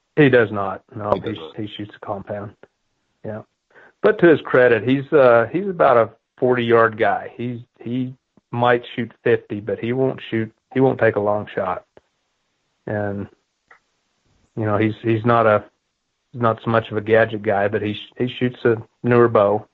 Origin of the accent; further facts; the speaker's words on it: Kansas, United States; I grew up in Kansas and, and I bought my first piece of land when I was 19, when I, had, I took over the family farm